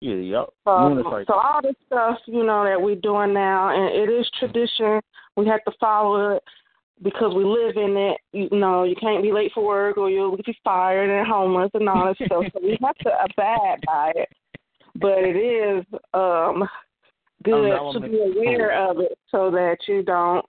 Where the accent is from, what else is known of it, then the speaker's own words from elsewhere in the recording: Chicago, Illinois, United States; accent: up north and down south mixed; now in Kentucky, United States; It's up north and down south mixed together because I was born and raised in Chicago, but now I live out here in the country in Kentucky now